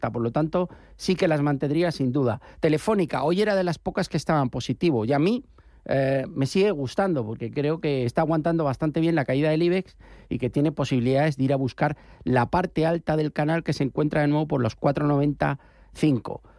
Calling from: Getafe, Community of Madrid, Spain; Hola, buenos días. … de Getafe.

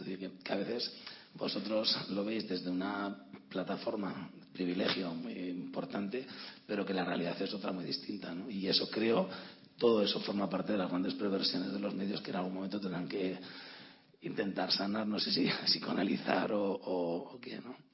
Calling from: Navarre, Spain; de Navarra.

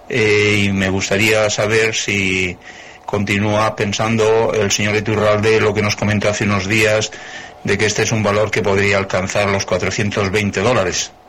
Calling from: Valencia, Valencian Community, Spain; de Valencia, muy rápido, voy a ser muy breve.

